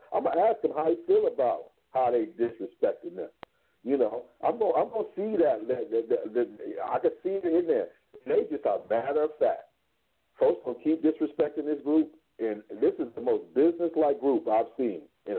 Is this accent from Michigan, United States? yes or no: yes; Ann Arbor, Michigan, United States; now in Madison, United States; I grew up in Ann Arbor, Michigan, and now I'm over here working at the university over there in the Badger neighborhood.